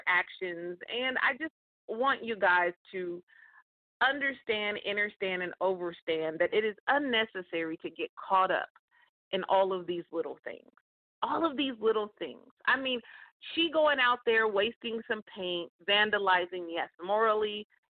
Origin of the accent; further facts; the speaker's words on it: California, United States; in California. That's my home state